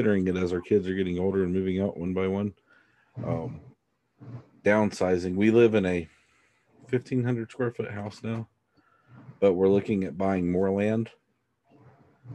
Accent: Greensboro, North Carolina, United States; now in Gulf Coast of Mississippi, United States; I was born in Greensboro

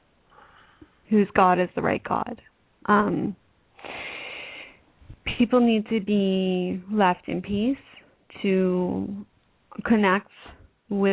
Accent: Canada; being a Canadian

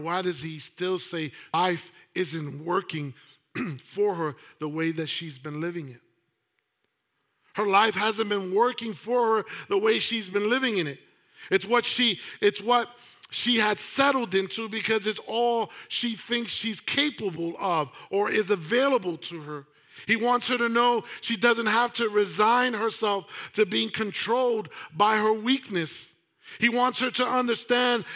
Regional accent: New York City, New York, United States; I grew up in New York City

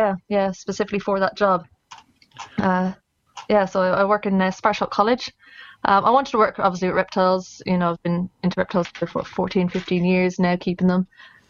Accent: Ireland; moved away as an adult; now in United Kingdom; I am Irish, since apparently that actually matters. But no, I live over here in the UK now. Have done for 3 years. I moved over to start a job as a reptile zookeeper.

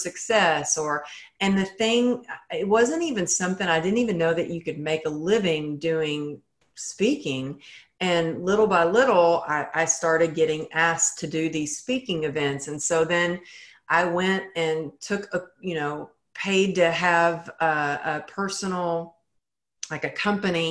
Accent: Texas, United States; I grew up in Texas where it was like, you know, I was taught cowgirl up

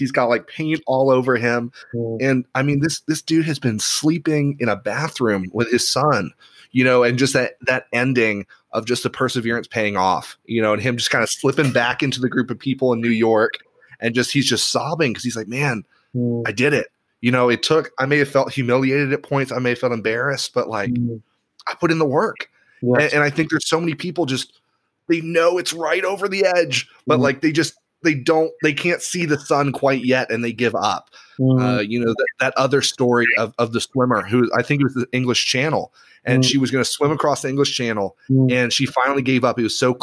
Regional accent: Ireland; now in Salt Lake City, United States; I grew up in Ireland

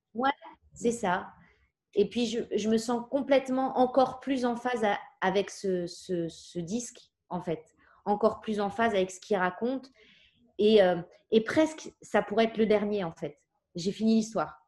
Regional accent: Paris, Île-de-France, France; j'ai grandi à Paris, dans, dans le 11e

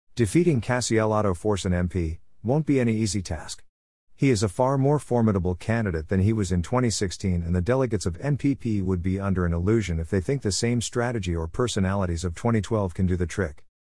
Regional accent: Ghana; my hometown

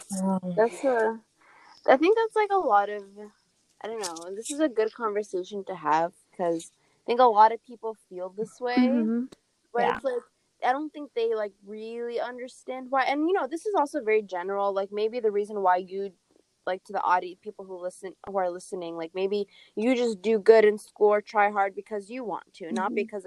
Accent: Kurdistan Region, Iraq; So a part of my life, I grew up in Kurdistan.

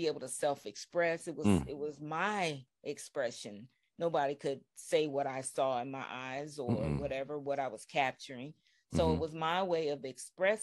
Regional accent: California, United States; growing up in California

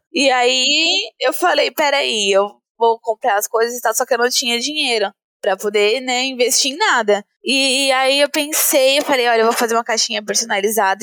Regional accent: Brazil; aqui mesmo, em São Mateus, na periferia, montei a minha loja colaborativa, né, na garagem da casa do meu pai, ali onde eu ainda morava na época

